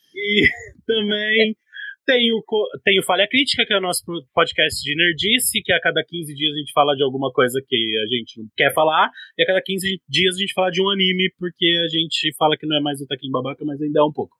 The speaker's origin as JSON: {"language": "Portuguese", "region": "interior of São Paulo", "country": "Brazil", "tie": "born or raised there", "accent": "interior paulista (caipira r)", "said": "Eu, eu era do interior aqui de São Paulo, né? Dá, pra perceber pelo meu sotaque, né? De porta, porteiro e é. portão"}